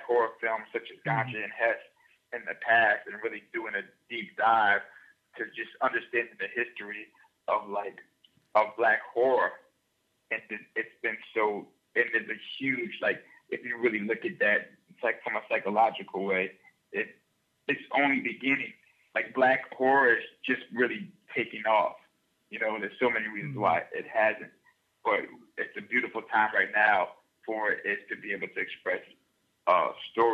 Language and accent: English; New Orleans, Louisiana, United States; growing up where I grew up in New Orleans